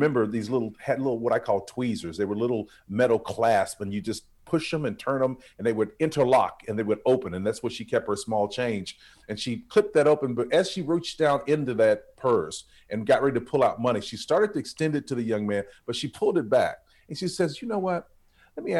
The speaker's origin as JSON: {"language": "English", "town": "Tulsa", "region": "Oklahoma", "country": "United States", "tie": "born or raised there", "said": "I was raised in North Tulsa, Oklahoma"}